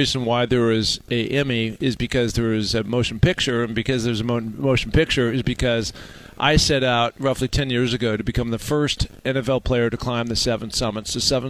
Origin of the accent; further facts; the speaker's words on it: West Coast, United States; It was an odd time for me because I grew up on the West Coast.